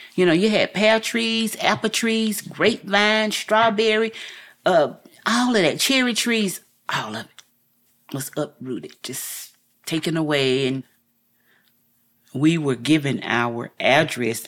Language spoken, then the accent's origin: English; Asheville, North Carolina, United States; I'm a native of Asheville, North Carolina